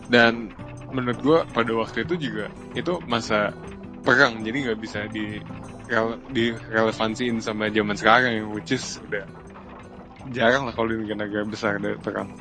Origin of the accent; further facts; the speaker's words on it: Bekasi, West Java, Indonesia; Saya dari Bekasi